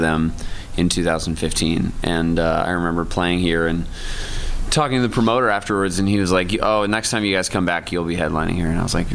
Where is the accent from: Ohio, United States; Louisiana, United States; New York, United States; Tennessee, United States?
New York, United States; Ithaca; we were growing up in Ithaca